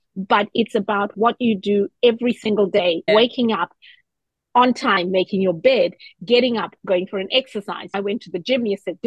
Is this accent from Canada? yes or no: no; Zimbabwe; also born or lived in New Zealand; now in Australia; I am from Zimbabwe